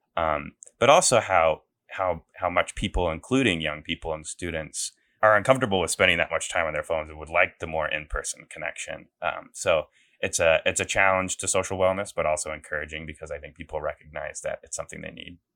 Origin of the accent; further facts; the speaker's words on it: Des Moines, Iowa, United States; moved away; I'm from Des Moines, um, you know, born and raised in Iowa